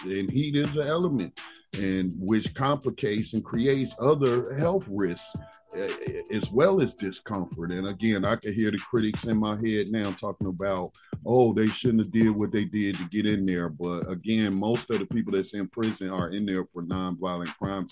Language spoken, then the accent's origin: English; North Carolina, United States; my home state of North Carolina